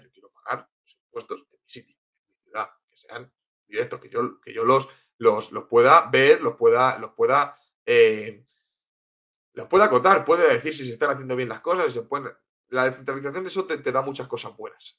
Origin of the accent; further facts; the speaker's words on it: Cartagena, Region of Murcia, Spain; also born or lived in Tenerife; yo soy de Cartagena, de Murcia, y lo que pasa es que viví unos años en Tenerife